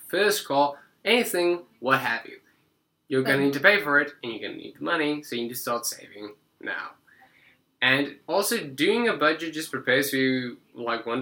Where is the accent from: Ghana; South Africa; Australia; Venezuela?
South Africa; now in United States; I might have an accent, but I do not come from another world. I am just South African.